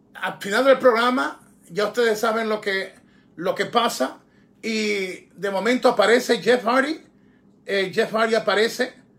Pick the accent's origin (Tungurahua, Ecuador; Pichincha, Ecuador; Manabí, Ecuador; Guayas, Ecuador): Guayas, Ecuador; Guayaquil; moved away; para mi tierra, para Guayaquil